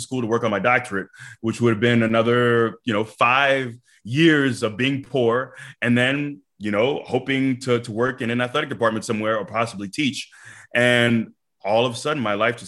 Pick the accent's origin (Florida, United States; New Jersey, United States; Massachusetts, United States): Florida, United States; Tampa; It's my hometown. You know, I'm born and raised in Tampa. I still live here